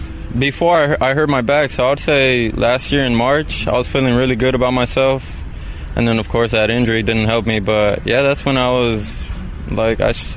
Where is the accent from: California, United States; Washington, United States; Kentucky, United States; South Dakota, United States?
California, United States; Paramount; I lived in Paramount, California.